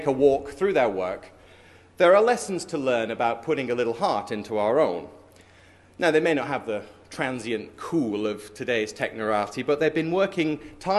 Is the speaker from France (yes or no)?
no; London, United Kingdom; I'm from London.